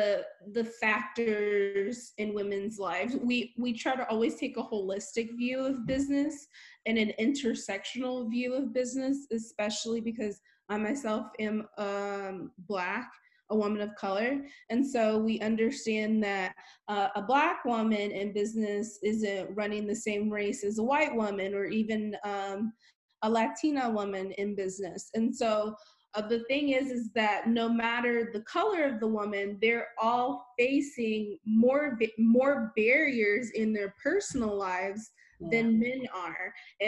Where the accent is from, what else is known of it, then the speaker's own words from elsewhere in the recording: Honolulu, Hawaii, United States; born there; Also, I'm a military brat. I've been all over the world. I was born in Honolulu, Hawaii, and have been skipping all over the place since then.